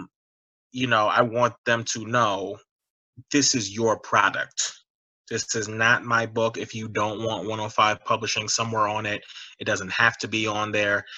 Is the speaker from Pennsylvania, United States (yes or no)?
no; New York City, New York, United States; moved away as an adult; also born or lived in Ohio; growing up in New York City during 9/11